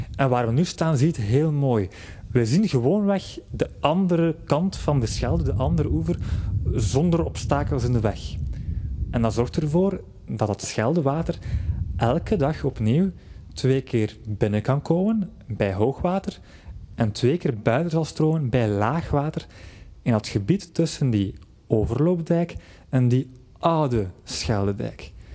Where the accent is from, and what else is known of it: Flanders, Belgium